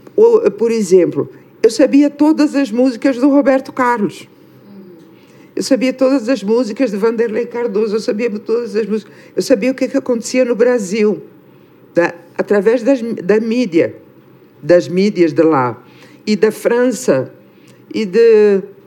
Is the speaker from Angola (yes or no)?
yes; Angola; moved away; sermos do mesmo país